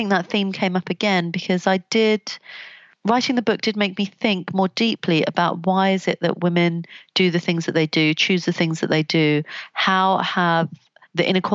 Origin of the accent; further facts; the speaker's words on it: London, United Kingdom; I grew up in Southeast London, not very far from where Stephen Lawrence was killed.